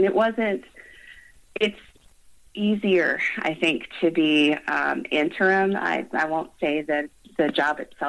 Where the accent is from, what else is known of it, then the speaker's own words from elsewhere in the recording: Colorado, United States; I was born and raised in Colorado